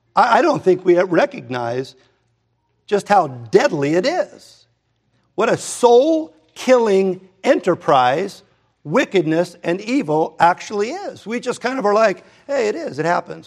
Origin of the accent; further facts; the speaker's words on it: Hermosa Beach, California, United States; I grew up in Hermosa Beach